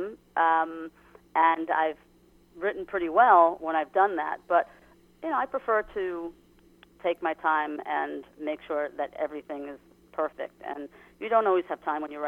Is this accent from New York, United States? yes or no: yes; Long Island, New York, United States; as a female growing up in Long Island years ago